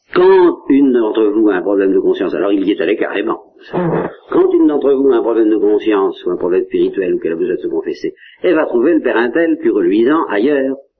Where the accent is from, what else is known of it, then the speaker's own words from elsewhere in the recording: Normandy, France; je suis normand